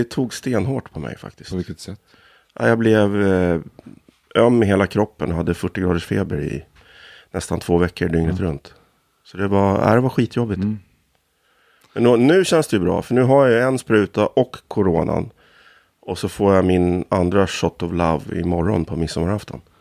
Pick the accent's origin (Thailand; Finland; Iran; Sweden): Sweden; Stockholm, Stockholm County; born there; also born or lived in Härjedalen / Ångermanland; jag är född i Kärrtorp, men känslan av uppväxtheten är ju i Norrland.